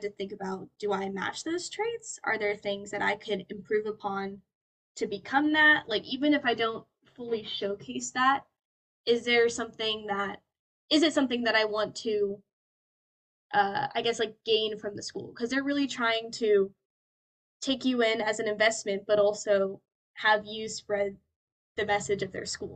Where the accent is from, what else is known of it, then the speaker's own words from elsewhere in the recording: Colorado, United States; moved away as an adult; now in California, United States; I'm from Colorado. I'm not from California